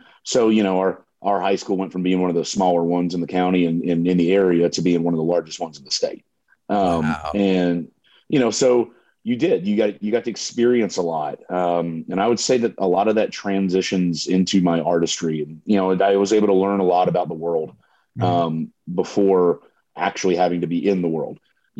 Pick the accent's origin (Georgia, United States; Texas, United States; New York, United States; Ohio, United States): Georgia, United States; Suwanee; moved away as an adult; now in Nashville, United States; Growing up in Swanee, Georgia, I mean, it to me was really kind of the perfect place to be raised.